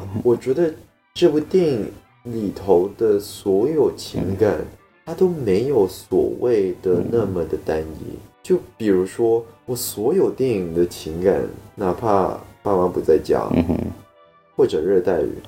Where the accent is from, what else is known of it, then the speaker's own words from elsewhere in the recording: Singapore; 整个片场也只有我一个新加坡人